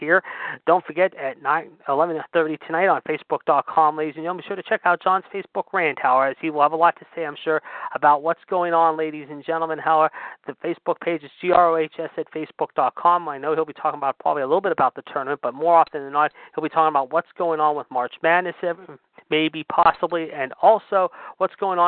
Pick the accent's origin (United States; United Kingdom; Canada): United States; Pittsburgh, Pennsylvania; the Console Energy Center in my hometown of Pittsburgh